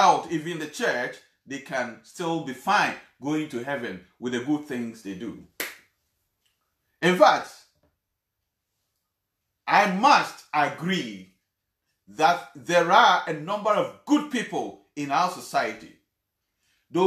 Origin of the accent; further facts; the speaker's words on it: Ghana; I come from Ghana